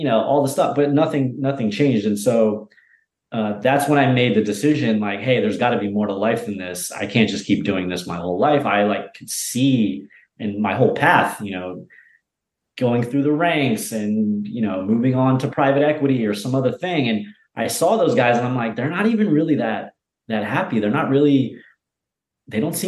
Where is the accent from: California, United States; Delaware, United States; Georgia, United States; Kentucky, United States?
Delaware, United States; moved away as an adult; also born or lived in New York City / Venice, Los Angeles / Bali; I grew up in Delaware, a couple hours south of New York City